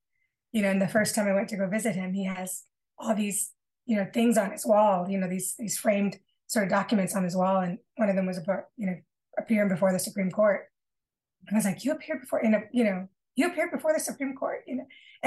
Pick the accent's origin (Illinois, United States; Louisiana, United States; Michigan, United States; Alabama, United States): Michigan, United States; Battle Creek; moved away as an adult; also born or lived in Grand Rapids, Michigan; I was moving from my hometown in Battle Creek, Michigan, to a larger city, Grand Rapids, Michigan